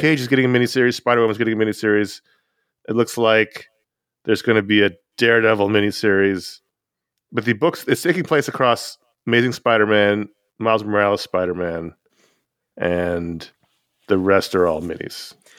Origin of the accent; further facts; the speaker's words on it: New York City, New York, United States; I grew up in Owl Territory